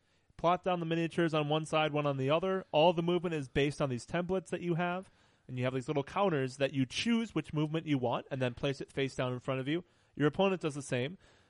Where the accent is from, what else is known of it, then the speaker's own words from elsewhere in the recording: Wisconsin, United States; We are from Wisconsin.